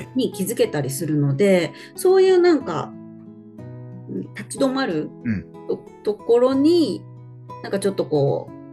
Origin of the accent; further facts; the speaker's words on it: Nagoya, Aichi, Japan; 私はえっと名古屋出身で名古屋在住